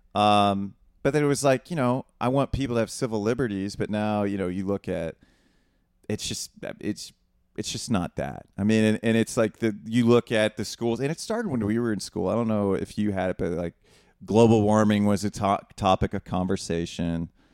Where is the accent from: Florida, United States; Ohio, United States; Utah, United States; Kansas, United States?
Ohio, United States; Northwest; we're from Northwest Ohio. Neither of us grew up with money